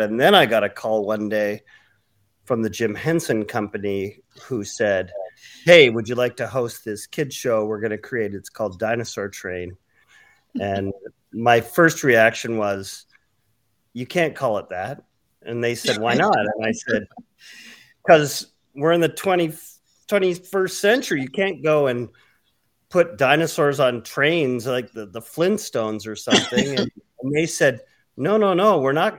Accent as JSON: {"language": "English", "town": "Vancouver", "region": "British Columbia", "country": "Canada", "tie": "born or raised there", "also_born_or_lived": "Denver", "moved": "as an adult", "said": "my hometown of Vancouver, British Columbia in Canada"}